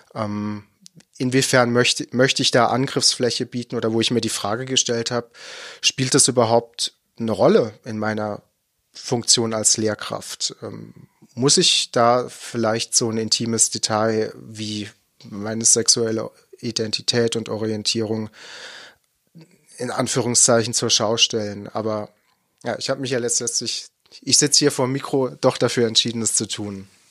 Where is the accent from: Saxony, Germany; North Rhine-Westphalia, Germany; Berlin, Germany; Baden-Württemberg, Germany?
Baden-Württemberg, Germany; ich komme eher aus dem Nordbadischen, äh, gebürtig